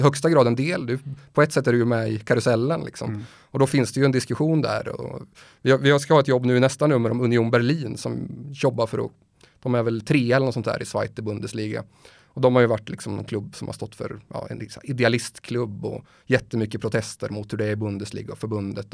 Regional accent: Motala, Östergötland, Sweden; moved away; also born or lived in Gothenburg / Stockholm; jag känner mig faktiskt hemma mest i Motala där jag kommer ifrån.

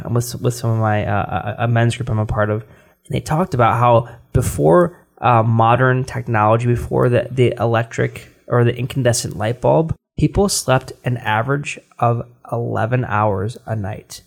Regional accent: United States; We're American

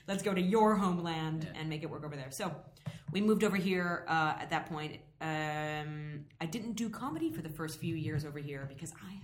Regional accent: Erie, Pennsylvania, United States; moved away as an adult; also born or lived in New York City; I grew up very close to the Canadian border. I'm from Erie, Pennsylvania, originally. I lived in New York City for about a decade, but I probably sound more still like I'm from Erie, Pennsylvania

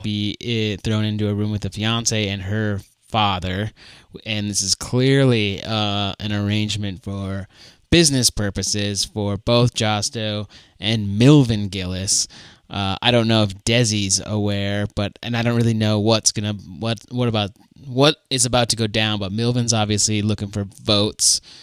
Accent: Fargo, North Dakota, United States; I'm from Fargo

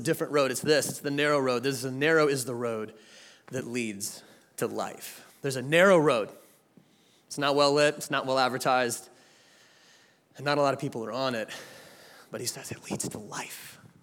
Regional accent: Jacksonville, Florida, United States; now in Atlanta, United States; I'm from Atlanta, Georgia, but I was born right here in Jacksonville, Florida. And so this is my hometown

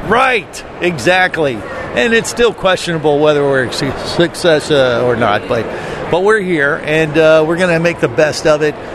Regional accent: Florida, United States; we're from Florida

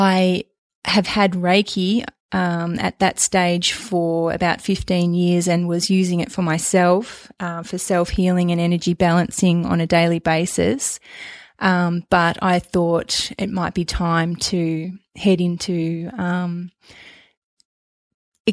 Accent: Melbourne, Victoria, Australia; also born or lived in Queensland; I'm from Melbourne originally.

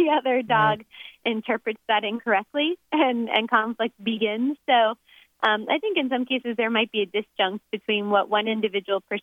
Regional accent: Florida, United States; moved away as an adult; now in Oregon, United States; Originally, I'm from Florida.

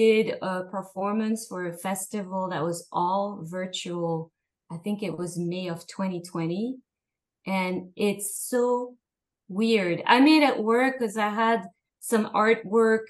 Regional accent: Paris, Île-de-France, France; moved away; I grew up in Paris, in the fashion world.

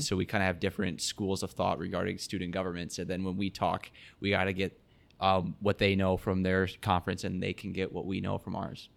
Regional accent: Sioux Center, Iowa, United States; I'm from Sioux Center, Iowa, so northwest corner of the state.

